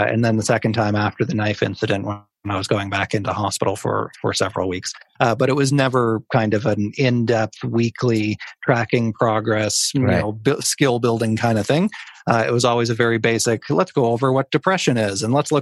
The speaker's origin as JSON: {"language": "English", "area": "Cape Breton", "region": "Nova Scotia", "country": "Canada", "tie": "born or raised there", "said": "Cape Breton, my hometown now"}